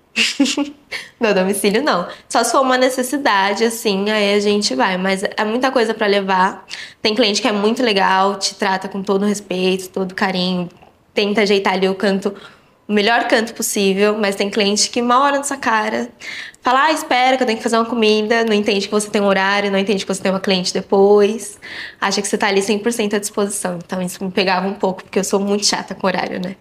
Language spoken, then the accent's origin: Portuguese; São Paulo, Brazil; Eu nasci no Hospital Saúde, aqui, mas eu morava no Parque Bristol